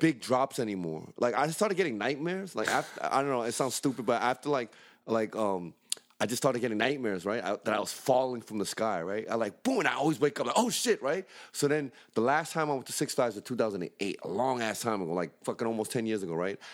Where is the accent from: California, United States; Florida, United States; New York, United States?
New York, United States; New York City; I grew up in the Bronx.